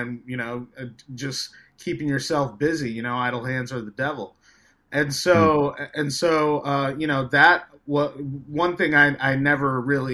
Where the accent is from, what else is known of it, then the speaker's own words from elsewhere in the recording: New York City, New York, United States; I'm from Staten Island, New York. It's currently where I'm at right now, in my home. And, it was definitely a rough experience growing up